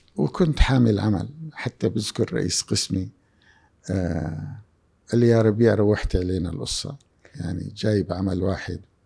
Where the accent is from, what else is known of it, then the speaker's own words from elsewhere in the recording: Syria; moved away as an adult; now in Jeddah, Saudi Arabia; بلدي سوريا